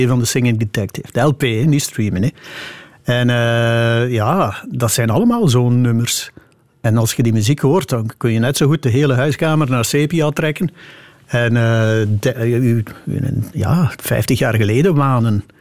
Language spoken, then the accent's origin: Dutch; Meetjesland, Flanders, Belgium; het Meetjesland, waar ik vandaan kom